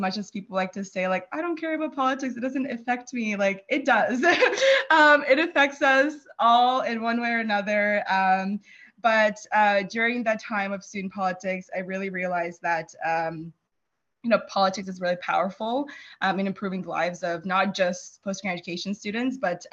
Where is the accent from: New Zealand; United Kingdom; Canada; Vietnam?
Canada; Fredericton, New Brunswick; also born or lived in Kyiv, Ukraine / Sackville, New Brunswick; I grew up in Fredericton. We moved there when I was 10